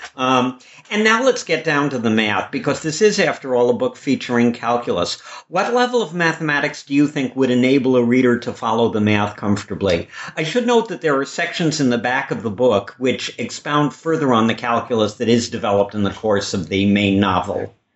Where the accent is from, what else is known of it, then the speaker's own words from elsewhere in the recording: Chicago, Illinois, United States; I grew up in Chicago